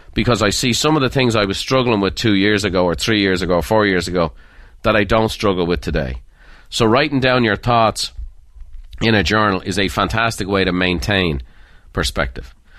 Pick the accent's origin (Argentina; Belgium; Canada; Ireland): Ireland; Dublin, Leinster; Dublin. And that's, uh, my hometown.